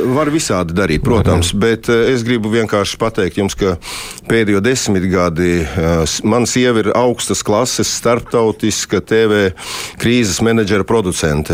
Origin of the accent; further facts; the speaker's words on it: Latvia; moved away; also born or lived in Moscow, Russia; es esmu Latvijas latvietis